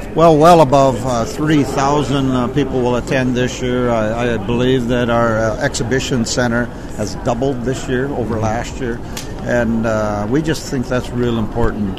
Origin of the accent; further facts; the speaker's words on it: United States; also born or lived in South Dakota; as an American